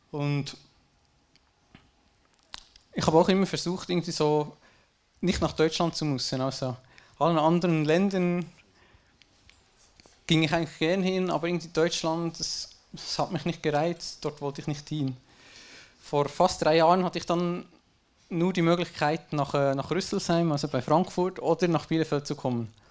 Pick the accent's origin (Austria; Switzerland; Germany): Switzerland; geboren bin ich in einem schön vertrauten kleinen Dorf in der Schweiz. Äh, ich sage, ich hatte eine gute Kindheit, schön behütet von den Eltern und so.